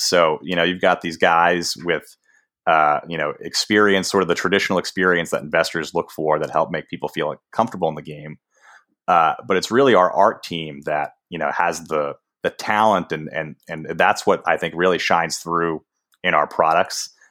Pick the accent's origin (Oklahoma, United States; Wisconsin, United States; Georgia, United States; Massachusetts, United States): Massachusetts, United States; Boston; I grew up in Boston, which is like the sports talk radio capital uh, of the country.